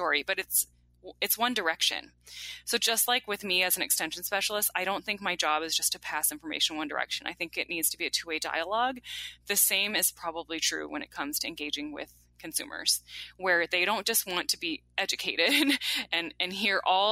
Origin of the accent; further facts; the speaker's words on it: Champaign, Illinois, United States; moved away; I grew up in Champaign, Urbana, Illinois, where the University of Illinois in Urbana-Champaign is located.